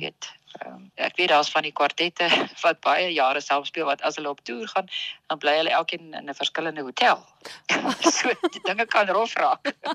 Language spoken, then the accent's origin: Afrikaans; Pretoria, Gauteng, South Africa; moved away as an adult; now in Bloemfontein, South Africa; ek het in Pretoria as ek gebore en ek het daar groot geword